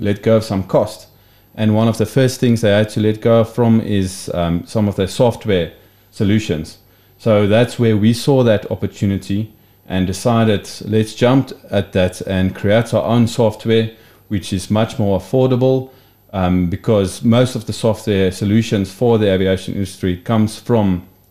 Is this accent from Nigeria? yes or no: no; Free State, South Africa; I grew up in the Free State